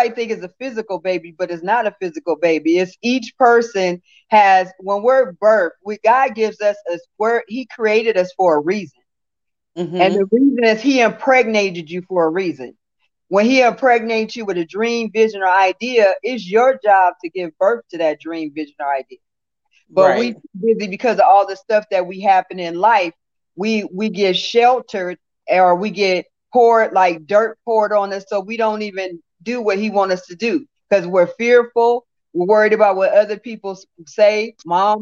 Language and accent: English; West Hollywood, California, United States; also born or lived in Santa Monica, California / the South; I was born in Santa Monica, California. I was raised in West Hollywood, California.